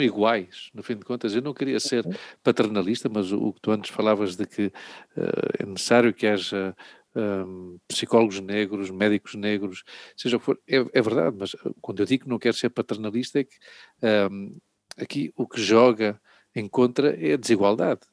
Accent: Portugal; eu, como português, branco

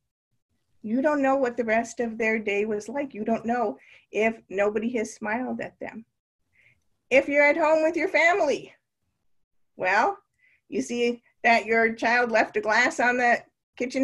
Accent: Canada; moved away as an adult; now in Naperville, United States; growing up in Canada

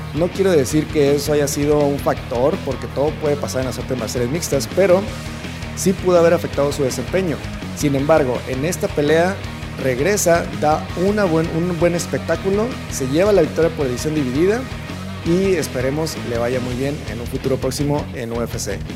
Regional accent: Tijuana, Baja California, Mexico; nosotros que somos de aquí de Tijuana

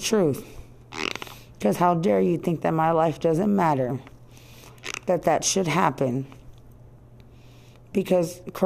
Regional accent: United States; I'm American. I speak English.

